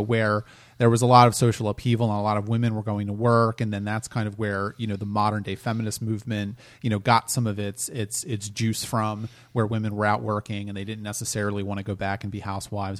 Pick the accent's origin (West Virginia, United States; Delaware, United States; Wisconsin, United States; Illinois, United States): Delaware, United States; moved away as an adult; also born or lived in New York; I'm from Delaware originally